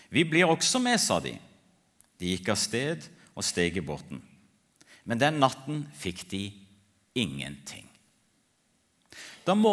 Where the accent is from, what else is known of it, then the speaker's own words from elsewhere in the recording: Ethiopia; Jeg ble født og vokste opp i Etiopia som misjonærbarn.